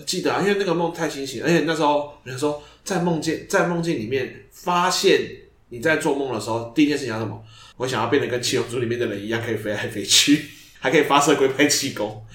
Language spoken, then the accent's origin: Chinese; Xindian, New Taipei, Taiwan; 我小时候住在新店山上，然后城，就是那种类似那种别墅啊，独栋的